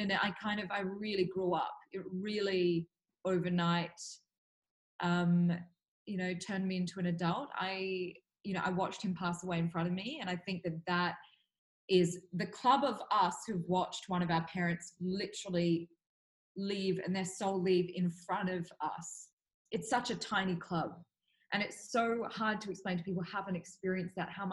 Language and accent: English; Australia; moved away as an adult; also born or lived in Switzerland / Dubai; now in Singapore; I was born in Singapore, raised in Australia, and then I studied in Switzerland